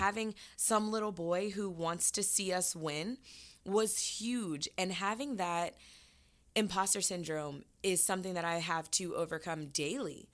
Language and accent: English; Florida, United States; now in Atlanta, United States; I'm from Florida